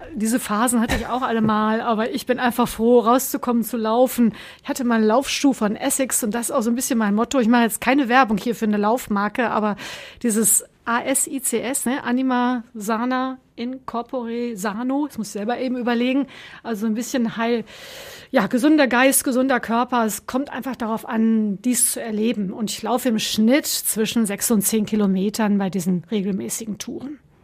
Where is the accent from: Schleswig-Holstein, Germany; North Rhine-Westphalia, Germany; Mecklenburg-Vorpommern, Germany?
North Rhine-Westphalia, Germany; Sauerland; moved away as an adult; also born or lived in Bonn / Göttingen; now in Essen, Germany; Im Sauerland geboren, in dem gleichen Ort aufgewachsen